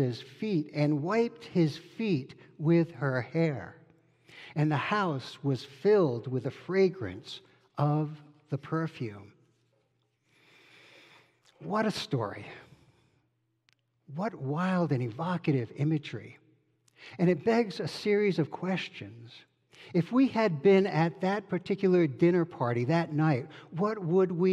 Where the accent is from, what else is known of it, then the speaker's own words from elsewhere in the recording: Rhode Island, United States; I grew up in Rhode Island